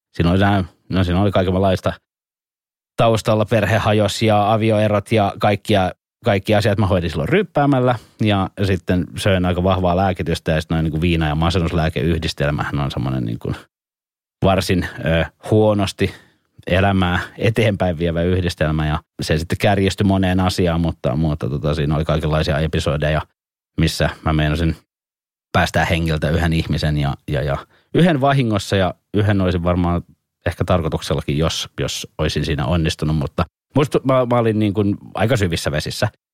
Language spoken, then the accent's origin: Finnish; Helsinki, Uusimaa, Finland; also born or lived in Punkalaidun; mä oon Etelä-Helsingistä, niin, niin mä oon perheeni ensimmäinen tai sukuni ensimmäinen kuitenkin täältä